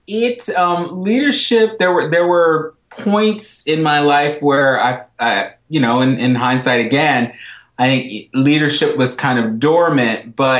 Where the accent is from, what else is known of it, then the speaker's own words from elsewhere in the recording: Los Angeles, California, United States; moved away; I grew up in Los Angeles